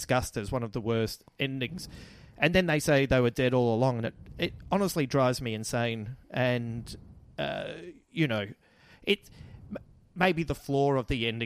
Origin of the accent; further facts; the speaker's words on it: Adelaide, South Australia, Australia; accent: Adelaide; That's my little Adelaide accent